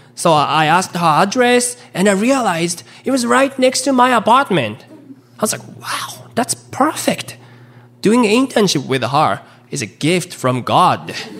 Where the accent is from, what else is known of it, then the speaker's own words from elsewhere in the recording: Japan; now in Chicago, United States; I'm a stand up comedian based in Chicago. But uh, I was born and raised in Japan.